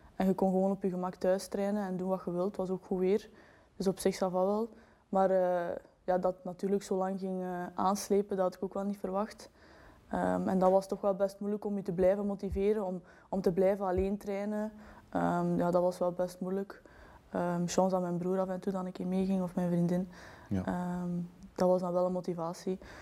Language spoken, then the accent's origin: Dutch; Belgium; wij zijn Belgen